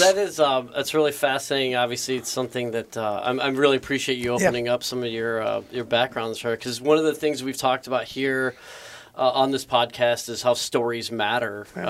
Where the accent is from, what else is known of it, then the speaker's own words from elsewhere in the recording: San Clemente, California, United States; my family's from Vietnam, so that was a very real thing. My mom came here in 75. I was born in 76.